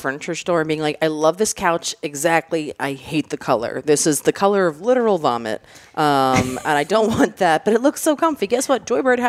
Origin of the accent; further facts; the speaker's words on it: Maryland, United States; moved away; So Ocean City, Maryland is like the beach I always went to growing up. I'm from Maryland originally.